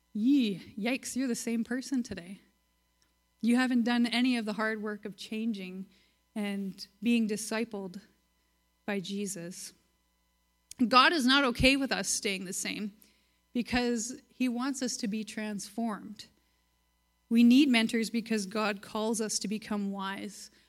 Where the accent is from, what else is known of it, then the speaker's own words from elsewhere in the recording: Virden, Manitoba, Canada; I grew up in Verdun, Manitoba